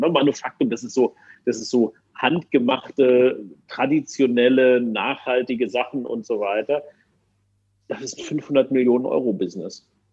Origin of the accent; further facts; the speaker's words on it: Germany; als Deutscher